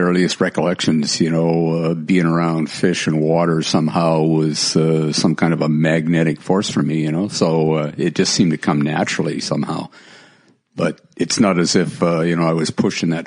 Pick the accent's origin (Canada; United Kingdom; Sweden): Canada; Vancouver, British Columbia; as a kid growing up in Vancouver